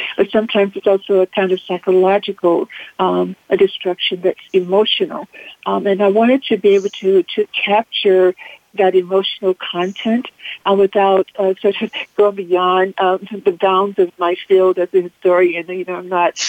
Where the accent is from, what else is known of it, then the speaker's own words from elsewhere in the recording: the South, United States; I grew up in the South, and so I have a special sense of home and the meaning of home as a Southerner.